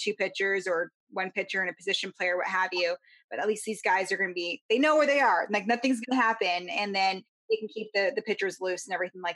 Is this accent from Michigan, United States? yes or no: no; Baltimore, Maryland, United States; I was born in Baltimore, so it was a lot of Colts and Ravens stuff growing up